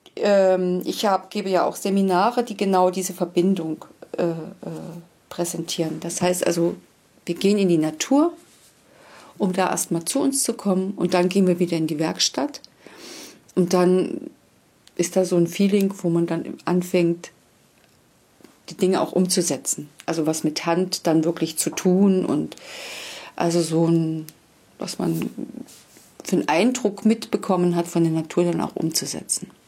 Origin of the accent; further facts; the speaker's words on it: Wangelin, Mecklenburg-Vorpommern, Germany; now in Basthorst, Germany; ursprünglich äh, komme ich aus Wangelin, das ist in der Nähe von Plau am See